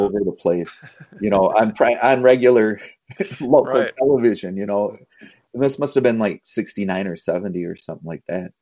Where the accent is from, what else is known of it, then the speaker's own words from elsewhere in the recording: Minnesota, United States; we're from Minnesota